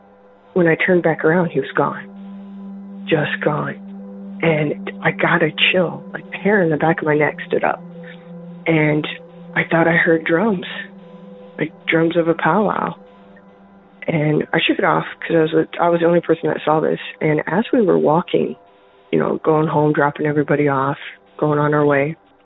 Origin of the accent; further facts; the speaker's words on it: Rapid City, South Dakota, United States; now in Michigan, United States; I'm from Michigan. I'm calling in regards to episode 7, Sarah's comment about the Black Hills. I grew up in Rapid City.